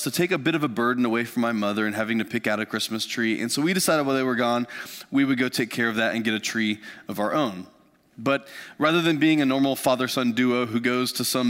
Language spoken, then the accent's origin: English; Lafayette, Indiana, United States; our kind of family farm where I grew up just outside of Lafayette, Indiana.